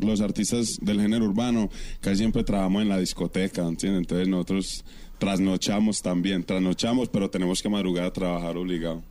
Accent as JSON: {"language": "Spanish", "country": "Colombia", "also_born_or_lived": "Curaçao", "moved": "as an adult", "said": "me fui por fuera de Colombia porque pues la situación en Colombia estaba un poquito complicada para mí como, como joven"}